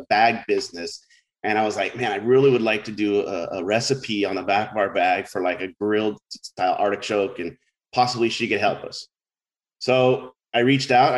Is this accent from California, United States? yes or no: yes; Orange County, California, United States; moved away as an adult; also born or lived in San Luis Obispo; as a kid growing up in Orange County